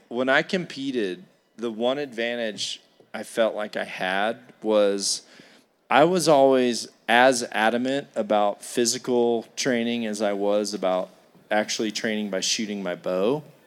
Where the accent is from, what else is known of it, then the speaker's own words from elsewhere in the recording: Iowa, United States; I come here from Iowa